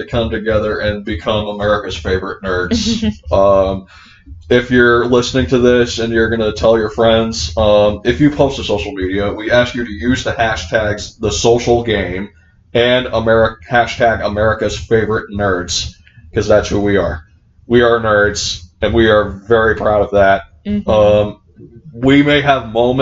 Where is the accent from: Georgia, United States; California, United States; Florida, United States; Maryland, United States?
Florida, United States; I'm from Florida, so I grew up going to Disney World every single year